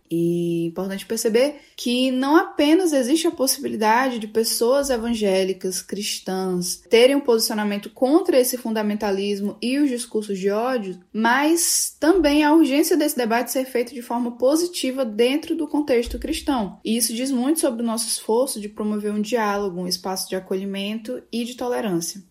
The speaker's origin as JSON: {"language": "Portuguese", "town": "Fortaleza", "region": "Ceará", "country": "Brazil", "tie": "born or raised there", "said": "Eu falo aqui de Fortaleza, nasci em Fortaleza e ainda estou por aqui."}